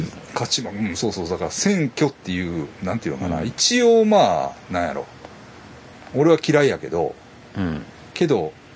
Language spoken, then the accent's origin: Japanese; Kobe, Hyogo, Japan; 僕神戸です